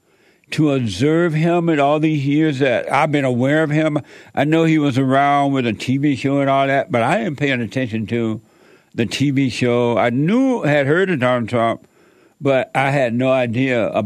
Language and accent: English; Alabama, United States; growing up in Alabama